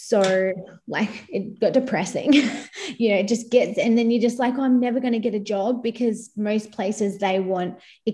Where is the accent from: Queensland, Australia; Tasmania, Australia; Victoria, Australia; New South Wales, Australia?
Victoria, Australia; Inverloch; also born or lived in Perth; now in Gold Coast, Australia; I'm from country Victoria originally. I grew up in a very small country town.